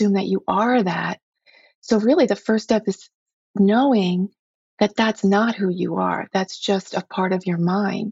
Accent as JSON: {"language": "English", "country": "United States", "said": "as an American woman"}